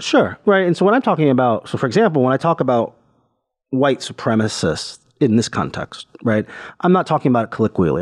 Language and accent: English; Cleveland, Ohio, United States; my hometown in Cleveland, Ohio